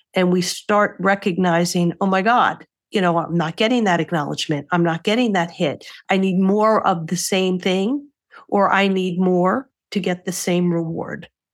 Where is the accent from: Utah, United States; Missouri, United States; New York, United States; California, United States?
New York, United States; I'm a New Yorker